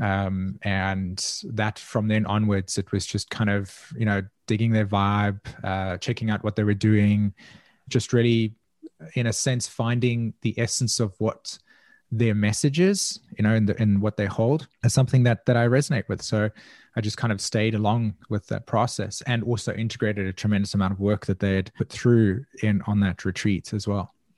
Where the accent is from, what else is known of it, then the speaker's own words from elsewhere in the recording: South Africa; I grew up in south africa and was very much a part of a culture that was deeply divided by segregation